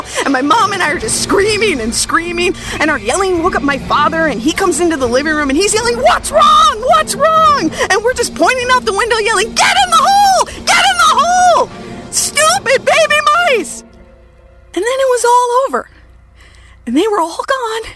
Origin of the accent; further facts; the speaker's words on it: Minnesota, United States; I grew up in Minnesota